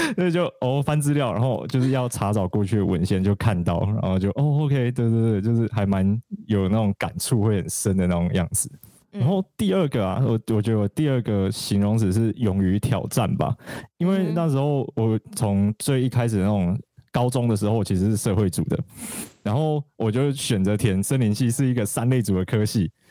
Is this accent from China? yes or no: no; Alishan, Chiayi County, Taiwan; moved away; 三啊，它其实就是我成长的地方嘛。然后虽然在山下念书跟工作超级多年